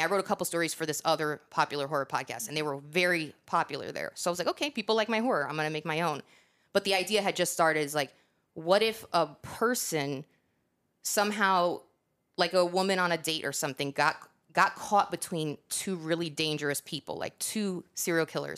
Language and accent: English; New York, United States; moved away; also born or lived in Northeast; I'm from New York